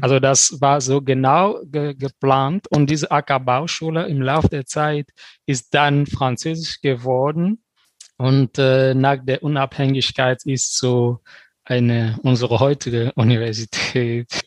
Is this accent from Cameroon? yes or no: yes; Cameroon; German is a second language; now in Germany; wenn wir Kameruner hier in Deutschland kommen